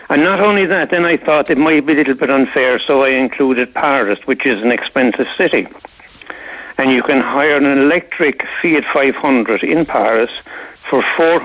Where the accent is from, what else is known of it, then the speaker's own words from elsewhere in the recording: Ireland; I'm Irish